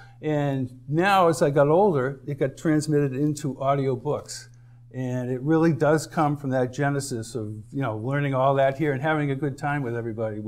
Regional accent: Easton, Massachusetts, United States; born or raised there; moved away as an adult; now in Cape Cod, United States

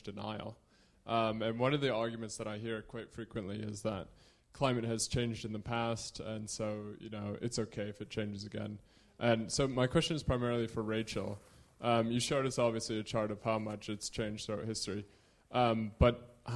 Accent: United States; just another American

